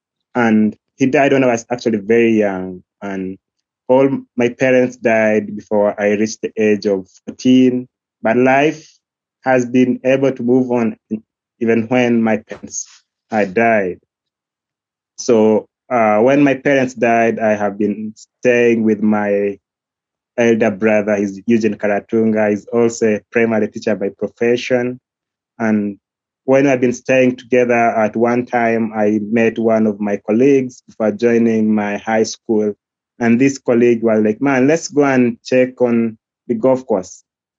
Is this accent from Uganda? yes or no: yes; Western Region, Uganda; English is a second language; So I was born away from Fort Portal, actually, and my parents were in Chinjojo